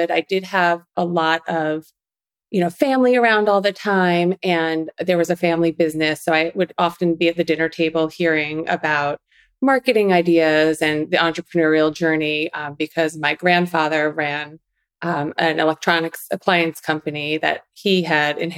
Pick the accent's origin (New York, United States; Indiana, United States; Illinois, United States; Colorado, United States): New York, United States; Long Island; accent: New York; So … was a little girl growing up in Long Island, New York. Kind of lost the accent a little bit.